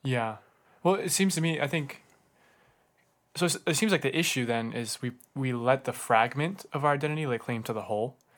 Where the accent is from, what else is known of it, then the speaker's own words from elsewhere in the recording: Southern California, United States; moved away; I'm from California, Southern California.